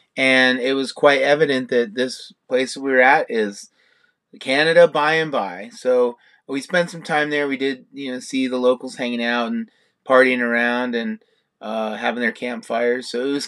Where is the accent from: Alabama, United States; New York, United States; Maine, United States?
New York, United States; I was born in New York